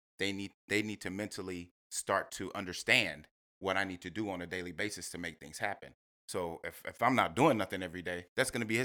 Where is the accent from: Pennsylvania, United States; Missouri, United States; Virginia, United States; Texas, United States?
Texas, United States; Corpus Christi; also born or lived in Houston; kind of grew up in Corpus Christi. That's where I grew up when I was young.